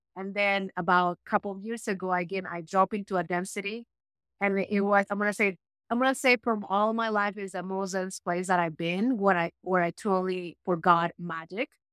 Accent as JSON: {"language": "English", "country": "Peru", "tie": "born or raised there", "moved": "as an adult", "said": "I was born in Peru"}